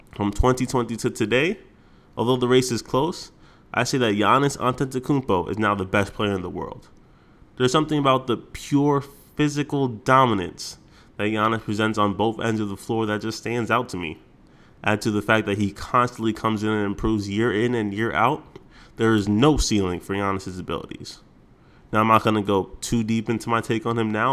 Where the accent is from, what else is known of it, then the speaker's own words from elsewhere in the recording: New York, United States; my hometown, New York